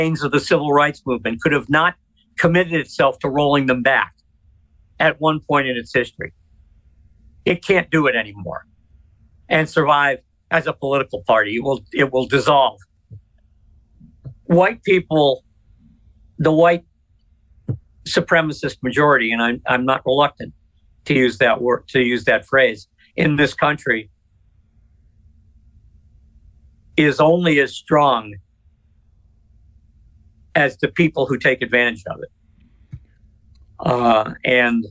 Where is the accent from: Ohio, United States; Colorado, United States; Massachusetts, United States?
Massachusetts, United States; Worcester; moved away; I didn't grow up in Boston. I grew up in Worcester